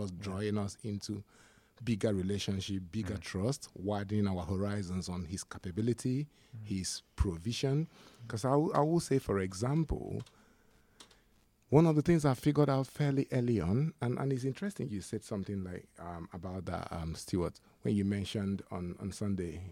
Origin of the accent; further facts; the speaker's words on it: Nigeria; now in United Kingdom; being a Nigerian, coming to the UK